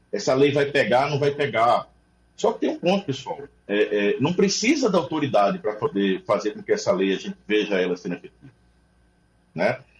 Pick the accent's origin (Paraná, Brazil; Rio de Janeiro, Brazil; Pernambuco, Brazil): Pernambuco, Brazil; como pernambucano